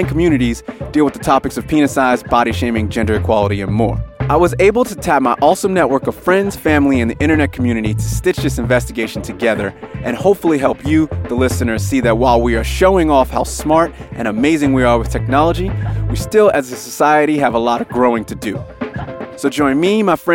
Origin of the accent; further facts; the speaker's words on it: United States; now in Sydney, Australia; I live here in Sydney, Australia. I'm obviously from America originally.